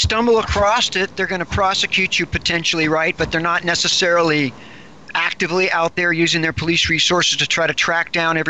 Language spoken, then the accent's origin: English; United States; Well, as an American